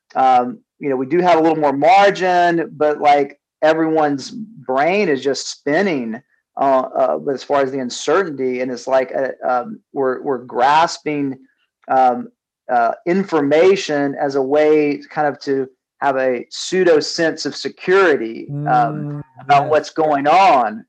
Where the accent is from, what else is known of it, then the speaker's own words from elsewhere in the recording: Southeast, United States; moved away as an adult; also born or lived in California; now in Atlanta, United States; we grew up in the Southeast